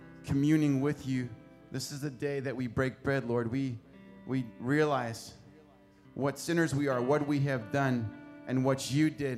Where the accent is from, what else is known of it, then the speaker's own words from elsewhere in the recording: South Africa; I am from South Africa